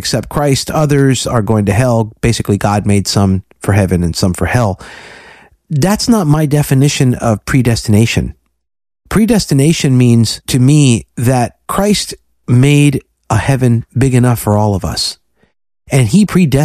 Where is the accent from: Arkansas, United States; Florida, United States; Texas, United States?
Florida, United States; I'm from Florida